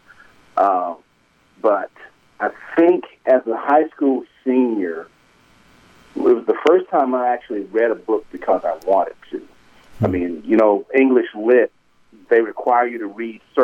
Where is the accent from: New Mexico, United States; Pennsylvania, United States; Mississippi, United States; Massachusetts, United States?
Mississippi, United States; Greenville; moved away as an adult; I grew up in that neighborhood